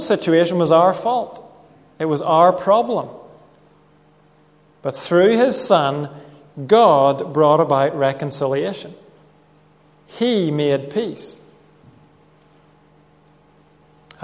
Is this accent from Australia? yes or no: no; Northern Ireland, United Kingdom; I grew up in Northern Ireland